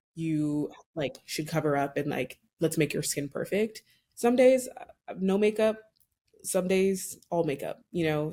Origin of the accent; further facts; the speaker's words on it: Nigeria; I'm Nigerian